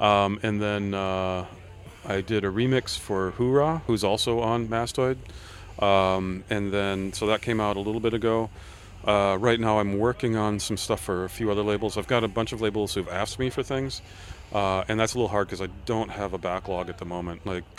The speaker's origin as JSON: {"language": "English", "country": "United States", "said": "And I have to use Imperial because I'm American, right?"}